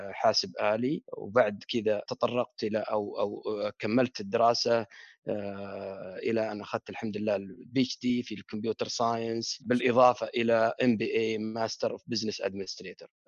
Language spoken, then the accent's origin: Arabic; Riyadh, Riyadh Province, Saudi Arabia; الابتدائيه بالسليمانيه يعني يمكن تذكرون كانت المدارس اول بالمدارس تسمى الجاهزه وغيرها وكانت يعني من المدارس القليله في الرياض